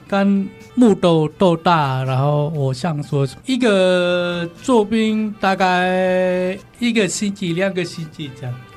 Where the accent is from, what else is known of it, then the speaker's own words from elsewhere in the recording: Bali, Indonesia; Chinese is a second language; moved away as an adult; now in Tainan, Taiwan; 我们那边